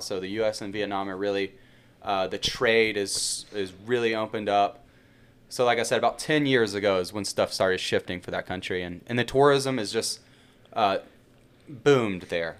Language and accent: English; Birmingham, Alabama, United States; moved away as an adult; also born or lived in Yellowstone National Park / Bozeman, Montana; I'm from Birmingham, Alabama originally.